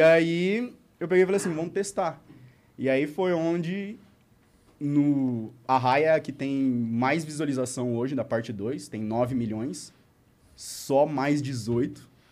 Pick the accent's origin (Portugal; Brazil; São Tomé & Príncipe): Brazil; Apucarana, Paraná; eu sou de Apucarana